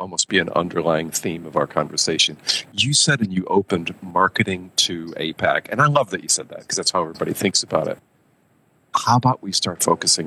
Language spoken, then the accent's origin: English; United States; moved away as an adult; also born or lived in Tokyo, Japan / Nanjing, China / Mumbai, India; I grew up in the States, right? So I grew up in America